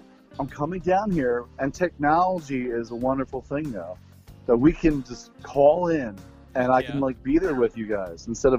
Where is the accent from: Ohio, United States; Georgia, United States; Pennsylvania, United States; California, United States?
Pennsylvania, United States; Philadelphia; moved away; Growing up in Philadelphia, you really don't have many options.